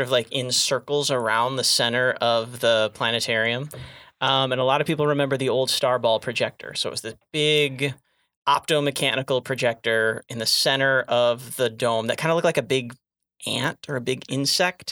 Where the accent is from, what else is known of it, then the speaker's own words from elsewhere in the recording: Flint, Michigan, United States; moved away as an adult; I grew up uh, in the Flint area in Michigan